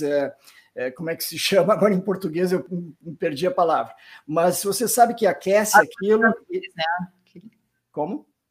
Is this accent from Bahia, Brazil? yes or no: no; Porto Alegre, Rio Grande do Sul, Brazil; moved away; E eu mesmo sou de originalmente de Porto Alegre, nasci no interior do Rio Grande do Sul